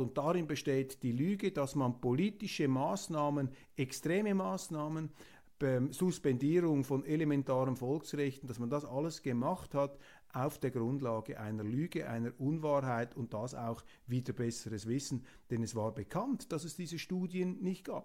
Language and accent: German; Switzerland; bescheiden als Schweizer